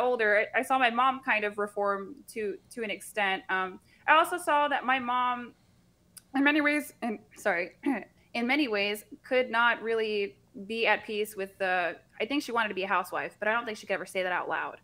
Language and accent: English; Central Florida, United States; I grew up in Central Florida